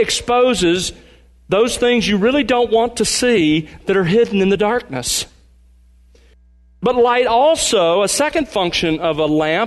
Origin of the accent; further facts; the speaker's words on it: Mobile, Alabama, United States; I grew up in Mobile, Alabama